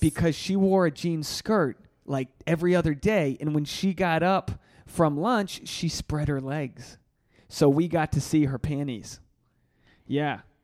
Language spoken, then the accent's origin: English; Rhode Island, United States; moved away as an adult; now in Los Angeles, United States; Rhode Island born, and I'm Rhode Island bred